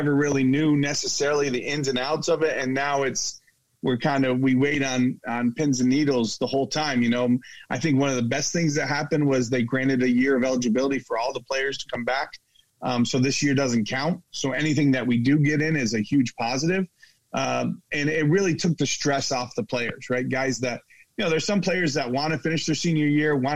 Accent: upstate New York, United States; moved away; I'm from New York. We both grew up in those states where it's very, very cold

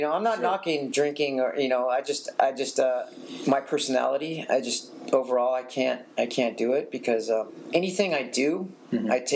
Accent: Santa Barbara, California, United States; I was born in Santa Barbara, not too far from here.

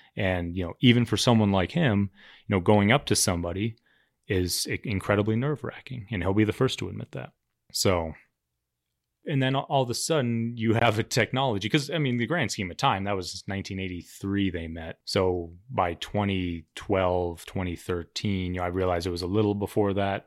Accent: Cherry Creek, Colorado, United States; I grew up in Cherry Creek

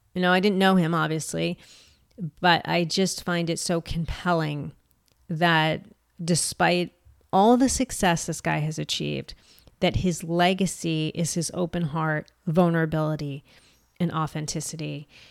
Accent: United States; as an American

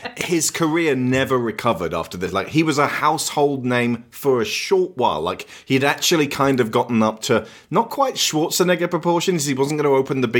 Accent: Australia; Well, you're a British lady. I'm Australian.

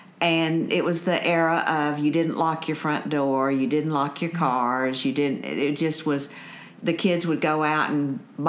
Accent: Tulsa, Oklahoma, United States; moved away as an adult; also born or lived in Abilene, Texas; now in Atlanta, United States; I grew up in Tulsa, Oklahoma. My parents were both Texans, and all their family lived in Texas. But my dad, after World War II, was transferred by American Airlines to Tulsa.

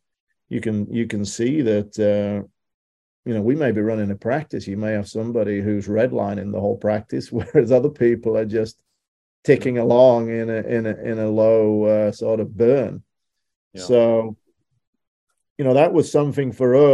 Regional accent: United Kingdom; moved away; Being a Brit, we're a little jaded growing up on that island.

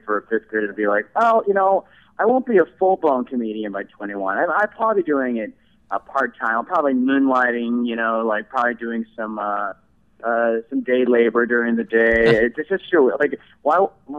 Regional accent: St. Louis, Missouri, United States; St. Louis, Missouri.

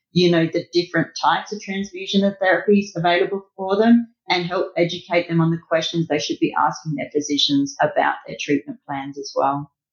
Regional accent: Australia; I'm Australian, I talk mils.

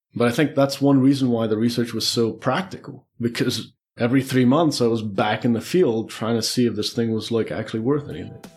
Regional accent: Czechia; moved away as an adult; also born or lived in Beirut, Lebanon; I was born in the Czech Republic.

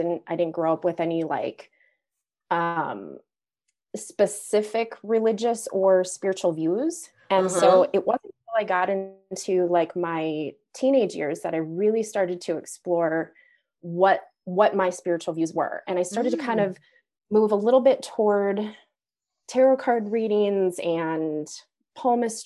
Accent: suburbs of St. Paul, Minneapolis area, Minnesota, United States; also born or lived in Zuni, New Mexico; I'm in Minnesota, and I grew up in the suburbs of our metropolitan area, St. Paul, Minneapolis area

